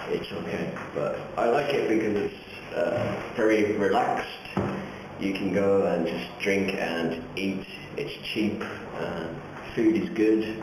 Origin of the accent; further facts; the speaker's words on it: England, United Kingdom; moved away as an adult; now in Niigata, Japan; I'm an English teacher in Niigata. Um, I'm from England. I was born in England, but my family is from Ireland.